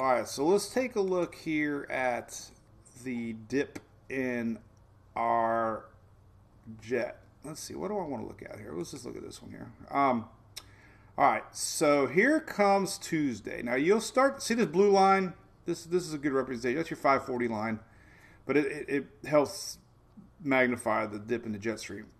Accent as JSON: {"language": "English", "town": "Oldsmar", "region": "Florida", "country": "United States", "tie": "born or raised there", "said": "my hometown of Oldsmar"}